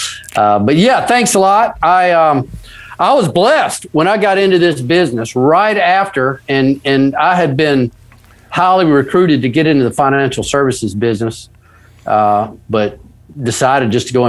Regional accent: the South, United States; I live in Ocean Springs, Mississippi. So, I'm a Southerner, they call it the Dirty South down here.

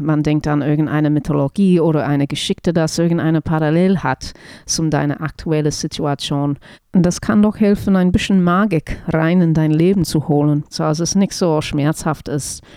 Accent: New Zealand; German is a second language; moved away; ich bin keine Deutsch-Muttersprecherin. Also ich komme aus Neuseeland und deswegen spreche ich kein perfektes Deutsch.

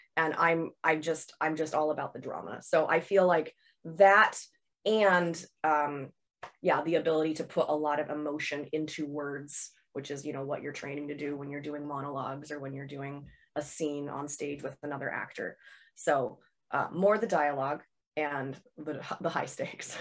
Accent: Seattle, Washington, United States; I set it in Seattle, which is, uh, my hometown

